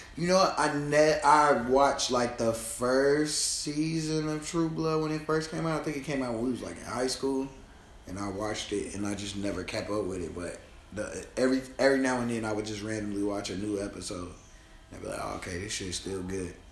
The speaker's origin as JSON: {"language": "English", "town": "Chicago", "region": "Illinois", "country": "United States", "said": "I'm from Chicago."}